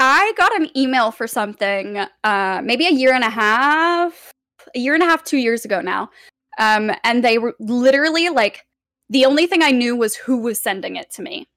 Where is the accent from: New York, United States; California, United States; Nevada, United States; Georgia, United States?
California, United States; Los Angeles; I'm born and raised here. I've lived here for almost twenty-eight years now.